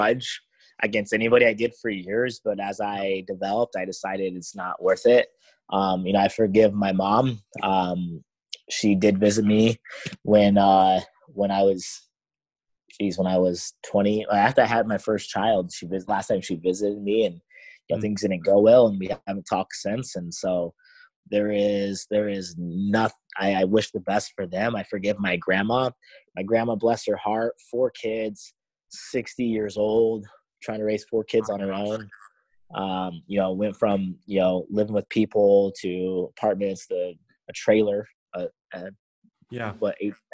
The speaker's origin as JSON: {"language": "English", "town": "Coos Bay", "region": "Oregon", "country": "United States", "tie": "born or raised there", "also_born_or_lived": "North Bend, Oregon / Eugene, Oregon / South Carolina", "moved": "yes", "lives_now": "Florida, United States", "said": "I grew up in Coos Bay, North Bend, and Vinita, Eugene"}